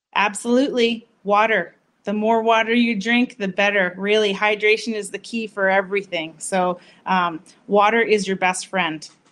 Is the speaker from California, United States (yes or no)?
no; Massachusetts, United States; moved away; I'm from Massachusetts originally, so I have to say that is my hometown